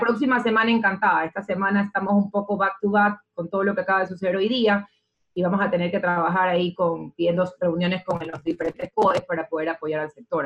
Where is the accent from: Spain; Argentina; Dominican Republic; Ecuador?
Ecuador; quiénes somos los ecuatorianos